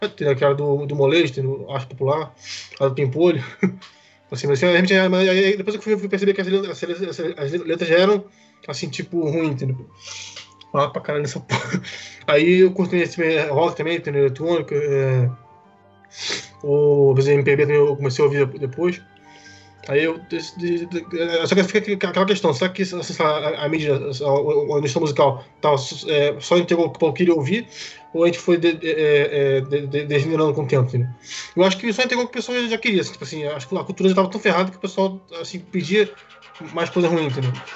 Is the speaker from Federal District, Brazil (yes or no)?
yes; Brasília, Federal District, Brazil; Também sou de Brasília também